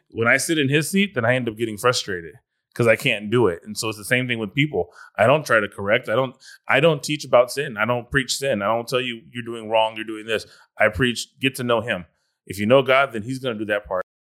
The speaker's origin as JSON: {"language": "English", "region": "California", "country": "United States", "said": "I'm from California"}